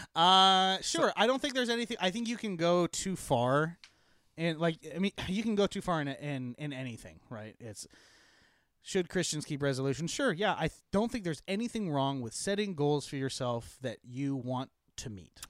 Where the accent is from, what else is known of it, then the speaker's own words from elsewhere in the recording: Eastern Washington, United States; I grew up in Eastern Washington